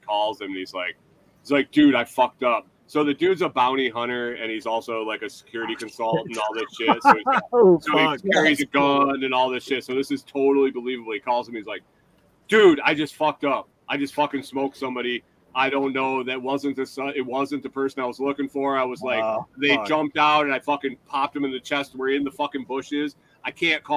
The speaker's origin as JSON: {"language": "English", "region": "New York", "country": "United States", "tie": "born or raised there", "said": "I was in New York, dude. I grew up in New York"}